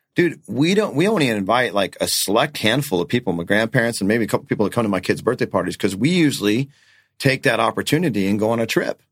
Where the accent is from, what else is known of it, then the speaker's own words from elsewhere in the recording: North Dakota, United States; now in Arizona, United States; I was born in North Dakota